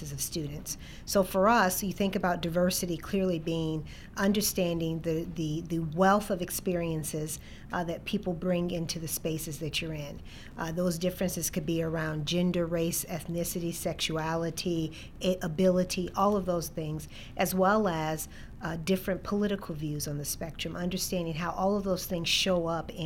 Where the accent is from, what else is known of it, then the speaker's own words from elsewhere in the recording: Chicago, Illinois, United States; moved away as an adult; also born or lived in Ames, Iowa; I grew up in Chicago, born and raised on the South Side